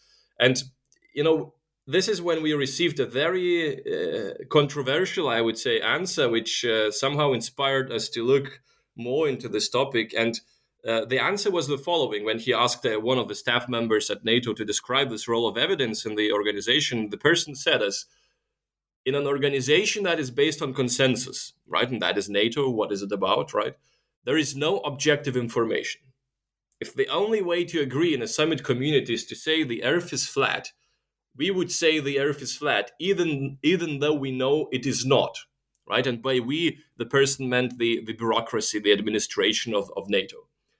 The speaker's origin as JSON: {"language": "English", "country": "Lithuania", "second_language": "English", "lives_now": "Germany", "said": "I'm actually originally from Lithuania, where the complicated name comes from, but I've been living for the past 10 years in Germany."}